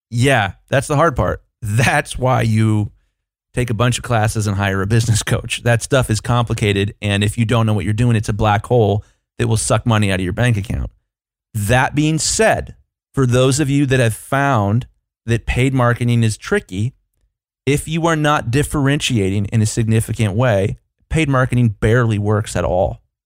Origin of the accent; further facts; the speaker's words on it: United States; as an American consumer